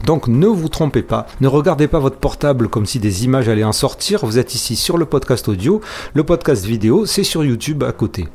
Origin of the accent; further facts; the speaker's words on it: Marseille, Provence-Alpes-Côte d'Azur, France; je suis marseillais